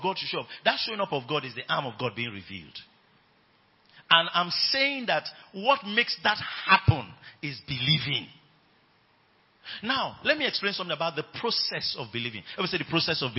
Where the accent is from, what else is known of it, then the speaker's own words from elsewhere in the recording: Nigeria; I'm using Nigerian terms